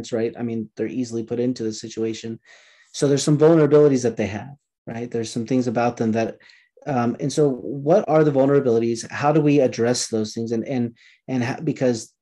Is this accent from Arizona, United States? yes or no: no; Southern California, United States; I'm from Southern California